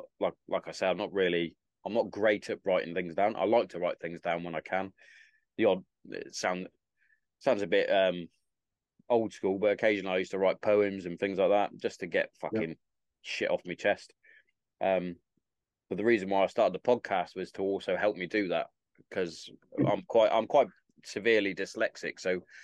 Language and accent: English; Hereford, West Midlands, United Kingdom; accent: Herefordian; moved away as an adult; also born or lived in Carterton / Bury St Edmunds; I grew up in Hereford.